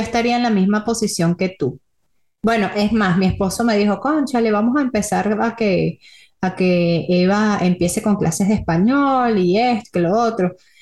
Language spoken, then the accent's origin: Spanish; Venezuela; moved away; de Venezuela